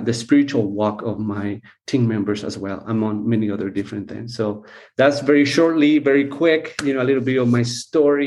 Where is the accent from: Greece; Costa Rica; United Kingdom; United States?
Costa Rica; I was born and raised here in Costa Rica